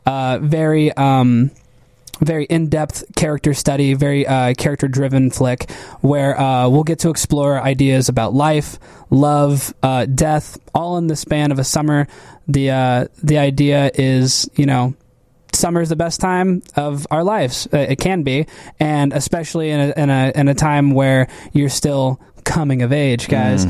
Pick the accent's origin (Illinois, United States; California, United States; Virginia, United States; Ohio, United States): Illinois, United States; Canton; moved away; also born or lived in Chicago; I'm from Canton, Illinois